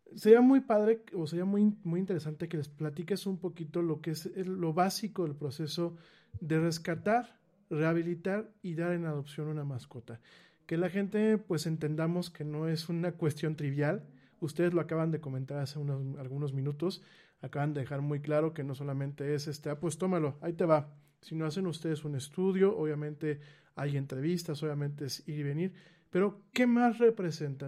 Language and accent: Spanish; Mexico